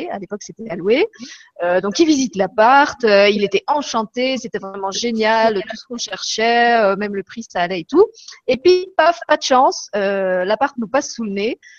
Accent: France; now in Luxembourg; Moi, je venais de France, donc je connaissais pas du tout le Luxembourg.

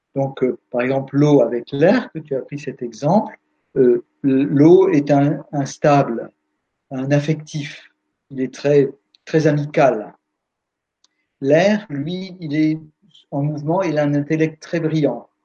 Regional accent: France; on est français

